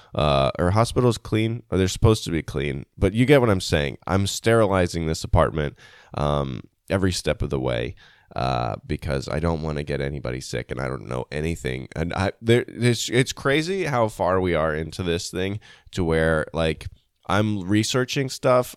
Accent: United States; as an American

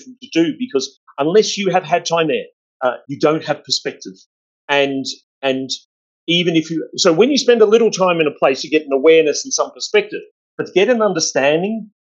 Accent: Australia; I'm Australian

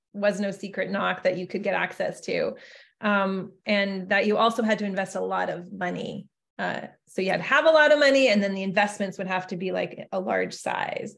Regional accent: Alberta, Canada; moved away as an adult; now in Silicon Valley, United States; I'm from Alberta originally.

